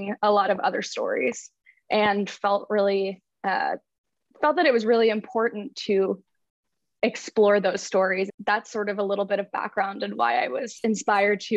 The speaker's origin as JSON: {"language": "English", "town": "Washington", "region": "District of Columbia", "country": "United States", "tie": "born or raised there", "moved": "yes", "lives_now": "Philadelphia, United States", "said": "I grew up in Washington, D.C."}